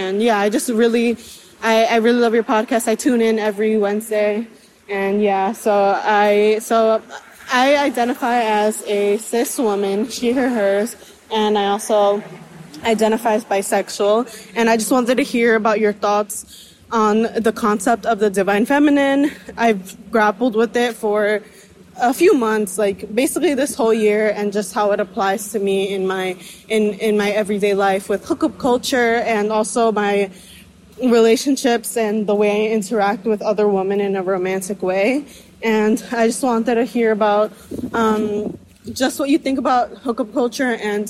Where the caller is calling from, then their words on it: New York City, New York, United States; I'm tuning in from New York City as well.